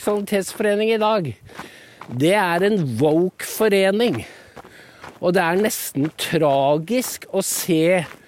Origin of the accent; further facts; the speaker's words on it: Norway; de husmødrene rundt om på Gala, der jeg er fra